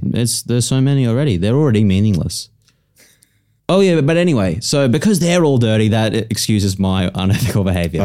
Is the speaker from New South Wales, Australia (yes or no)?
no; South East Queensland, Australia; I'm like from South East Queensland